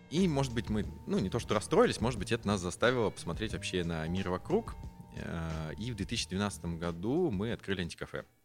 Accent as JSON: {"language": "Russian", "region": "Saint Petersburg", "country": "Russia", "tie": "born or raised there", "also_born_or_lived": "Tver", "said": "я почти всю сознательную жизнь э, в Петербурге, ну, вернее как, я родился в Твери, и, как мне почему-то нравится говорить, э, когда мне исполнился год, я все бросил и переехал в Питер."}